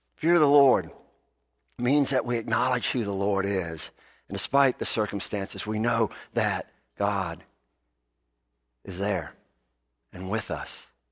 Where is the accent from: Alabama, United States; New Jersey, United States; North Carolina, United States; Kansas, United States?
Alabama, United States; I am from Alabama